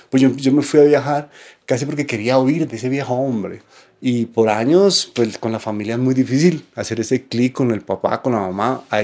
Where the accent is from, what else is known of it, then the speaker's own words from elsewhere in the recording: Bogotá, Colombia; born there; Nací en Bogotá. Pues de... mi, mi, nacimiento físico sí en Bogotá.